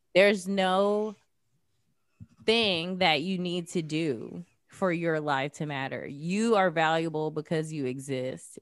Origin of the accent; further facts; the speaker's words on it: Jacksonville, Florida, United States; moved away as an adult; also born or lived in New York City / Los Angeles; I grew up in Jacksonville, Florida